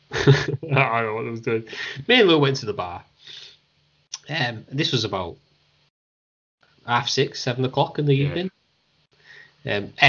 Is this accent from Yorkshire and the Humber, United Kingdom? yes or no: yes; Hull, Yorkshire and the Humber, United Kingdom; We're all from Hull. In Hull, England, it's where we live. It's where we're all from.